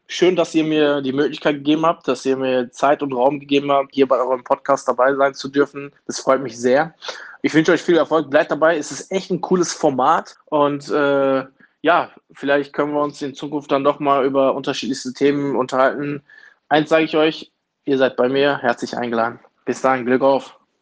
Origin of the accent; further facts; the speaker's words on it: Duisburg, North Rhine-Westphalia, Germany; Ich bin hier geboren und aufgewachsen.